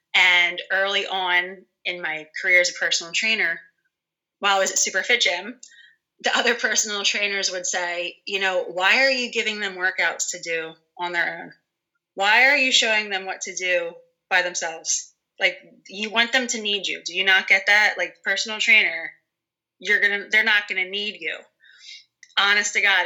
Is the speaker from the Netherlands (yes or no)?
no; Bucks County, Pennsylvania, United States; I am from Bucks County